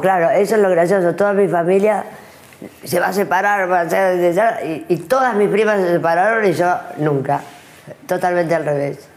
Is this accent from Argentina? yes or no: yes; Argentina; also born or lived in New York / Paris; soy argentina